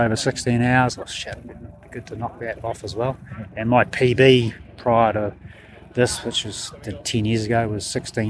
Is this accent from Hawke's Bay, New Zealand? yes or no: no; Dunedin, Otago, New Zealand; I'm from Dunedin, so it's not far away.